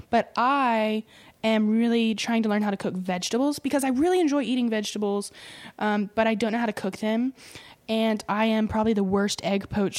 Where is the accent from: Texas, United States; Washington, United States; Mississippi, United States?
Mississippi, United States; moved away; also born or lived in New York City; I'm originally from Mississippi. Oh, okay. I grew up on a farm outside of Memphis